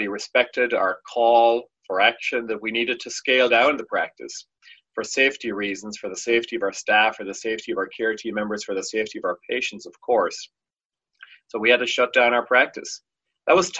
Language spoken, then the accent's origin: English; Ireland; now in United States; I'm from Ireland originally